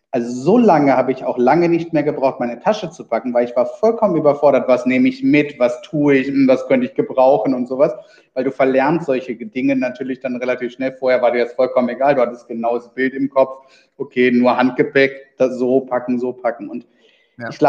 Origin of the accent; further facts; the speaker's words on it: Wuppertal, North Rhine-Westphalia, Germany; Nee, ich komme aus Wuppertal.